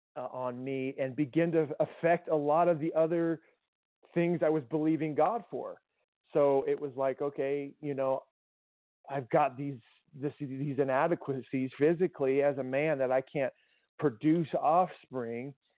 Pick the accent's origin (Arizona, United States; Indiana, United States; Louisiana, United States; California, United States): Arizona, United States; Tucson; I grew up in Tucson and native of Arizona